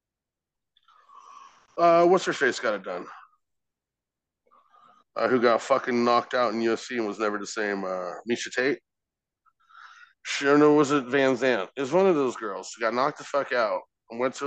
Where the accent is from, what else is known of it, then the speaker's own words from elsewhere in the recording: United Kingdom; I'm British